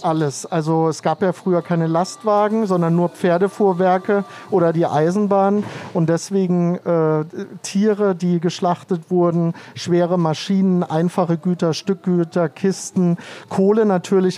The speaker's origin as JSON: {"language": "German", "town": "Baden-Baden", "region": "Baden-Württemberg", "country": "Germany", "tie": "born or raised there", "moved": "yes", "lives_now": "Berlin, Germany", "said": "ich komme aus Baden-Baden"}